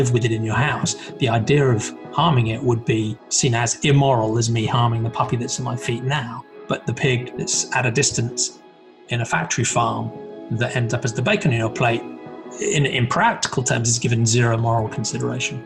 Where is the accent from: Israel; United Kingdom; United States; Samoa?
United Kingdom; Norfolk, East of England; moved away as an adult; also born or lived in Birmingham; now in London, United Kingdom; I grew up in England and the east of England, in a place called Norfolk